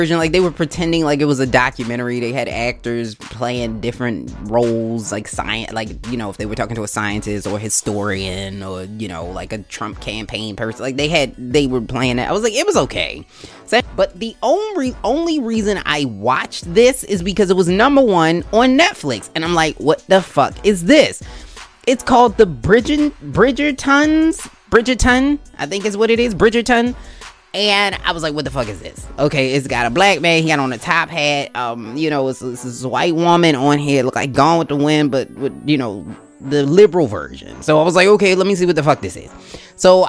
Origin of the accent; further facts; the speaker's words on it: Baltimore, Maryland, United States; I am a Ravens girl through and through, because I was born in Baltimore